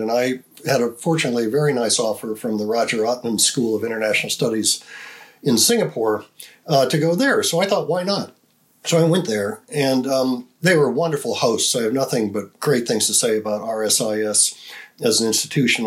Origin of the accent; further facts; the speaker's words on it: United States; as an American